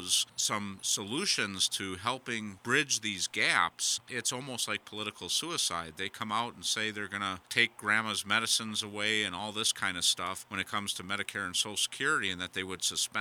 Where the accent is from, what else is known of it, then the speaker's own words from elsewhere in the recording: Wisconsin, United States; I'm from Wisconsin. There was a lot of upheaval here